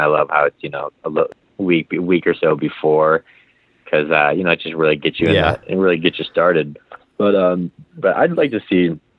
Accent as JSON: {"language": "English", "town": "Valparaiso", "region": "Indiana", "country": "United States", "tie": "born or raised there", "said": "that's my hometown too"}